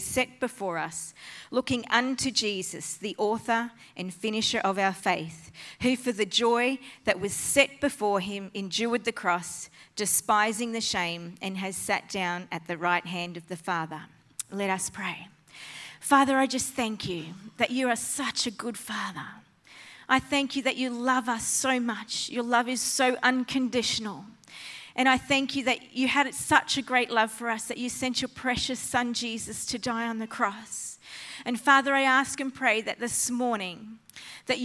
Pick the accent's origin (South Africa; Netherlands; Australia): Australia; Innisfail, Queensland; moved away; also born or lived in Flying Fish Point; I'm a Far North Queensland girl, born and bred in Innisfail, further north than here.